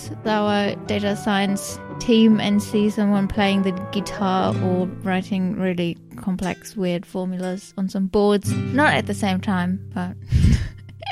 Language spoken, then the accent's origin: English; Germany; accent: German; English is a second language; moved away as an adult; now in England; as you might have guessed from my accent, I'm German. I came over to England 3 years ago